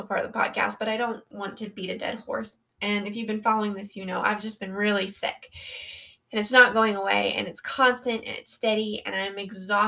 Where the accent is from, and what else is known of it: Colorado, United States; born or raised there